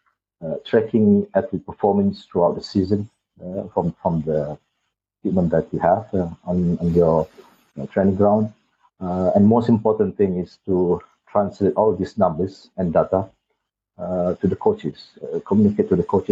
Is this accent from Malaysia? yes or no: yes; Malaysia; moved away as an adult; also born or lived in United Kingdom / Doha, Qatar / Singapore; I'm Malaysian.